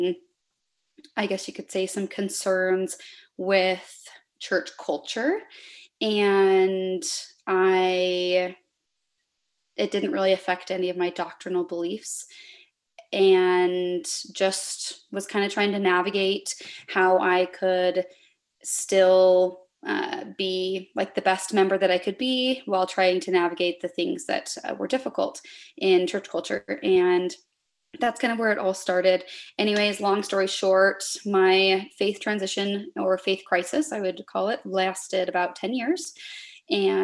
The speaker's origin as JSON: {"language": "English", "area": "Salt Lake Valley", "region": "Utah", "country": "United States", "tie": "born or raised there", "said": "I grew up in the Salt Lake Valley"}